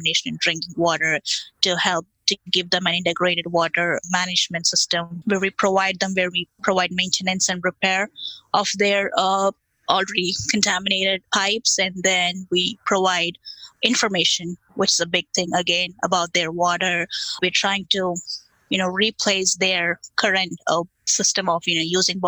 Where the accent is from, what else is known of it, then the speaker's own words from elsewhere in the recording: India; now in United States; I come from India where, you know, we have all small scale farmers.